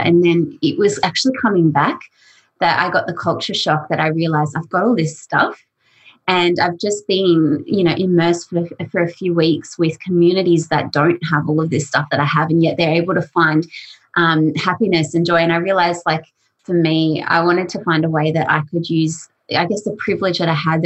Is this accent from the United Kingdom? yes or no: no; North Queensland, Australia; also born or lived in Melbourne; now in Auckland, New Zealand; I grew up in North Queensland, so coming to Melbourne